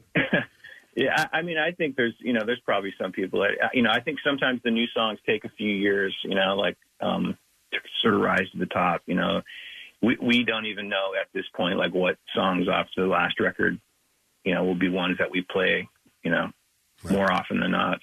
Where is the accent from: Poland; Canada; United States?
United States; Big Sandy, Montana; I grew up in Big Sandy, which is super, super isolated.